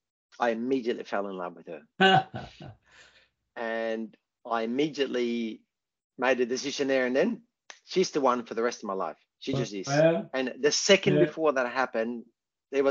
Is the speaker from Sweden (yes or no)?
yes; Sweden; moved away as an adult; now in Australia